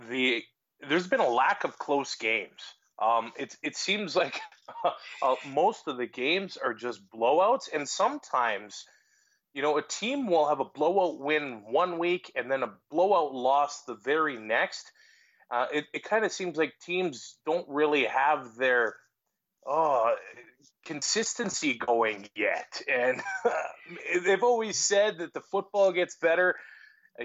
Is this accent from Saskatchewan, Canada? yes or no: yes; Lloydminster, Saskatchewan, Canada; also born or lived in Yorkton, Saskatchewan; now in Alberta, Canada; I was born in Yorkton, Saskatchewan. It's about 2 hours away from Regina. And then right before I started kindergarten, we moved to Lloydminster on the Saskatchewan side.